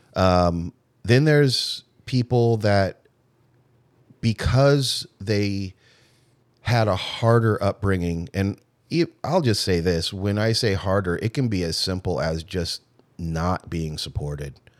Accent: Irvine, California, United States; I was raised in Irvine, California, nice house

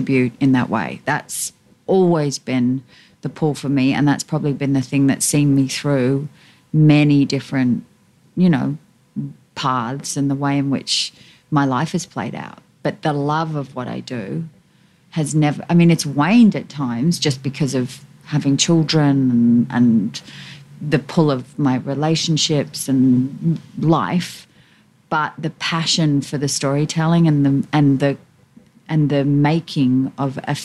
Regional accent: Australia; I'm Australian

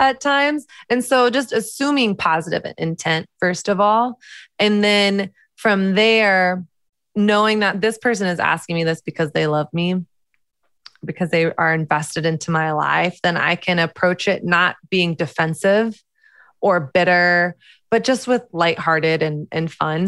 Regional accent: the South, United States; moved away as an adult; now in New York, United States; I grew up in the South, which is very conservative Christian

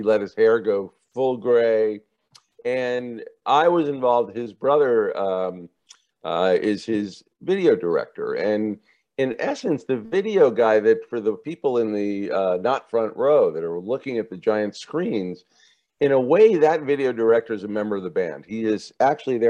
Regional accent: New Jersey, United States; I'm from New Jersey.

